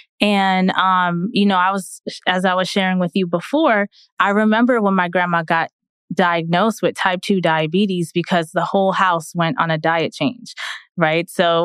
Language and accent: English; Queens, New York, United States; So my family, I'm first generation Jamaican American. My family's from Jamaica.